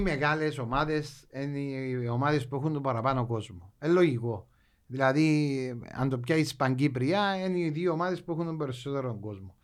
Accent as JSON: {"language": "Greek", "town": "Limassol", "region": "Limassol District", "country": "Cyprus", "said": "εμείς που είμαστε λεμεσιανοί"}